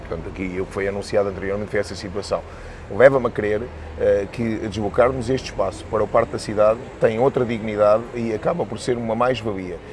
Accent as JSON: {"language": "Portuguese", "area": "Bucelas", "region": "Lisbon", "country": "Portugal", "said": "eu sou, sou de Boze, Uh, e a Boza há é uma grande tradição por parte das filhoses"}